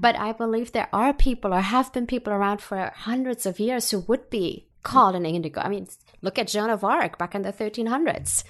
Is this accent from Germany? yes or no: yes; Germany; moved away; I was born and raised in Germany